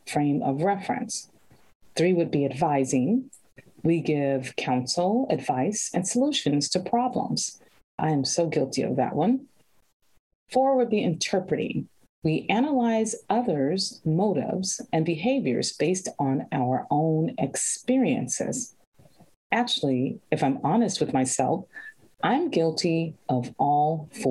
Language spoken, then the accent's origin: English; Chicago, Illinois, United States; I was born in Chicago